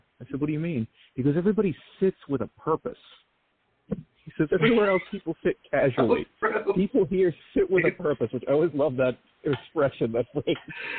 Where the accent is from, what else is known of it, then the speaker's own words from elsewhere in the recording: New Orleans area, Louisiana, United States; I'm from New Orleans. I know plenty of people like that. Yeah, I was raised about an hour outside of the city of New Orleans